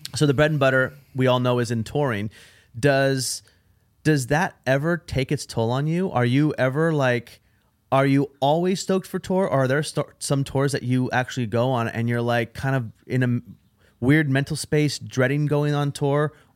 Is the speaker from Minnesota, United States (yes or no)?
no; Portland, Oregon, United States; me, Judah, and Duck were all from Portland, Oregon.